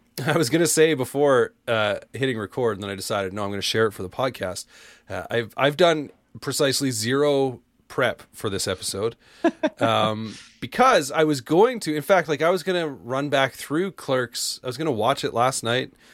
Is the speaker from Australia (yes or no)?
no; Canada; I'm Canadian.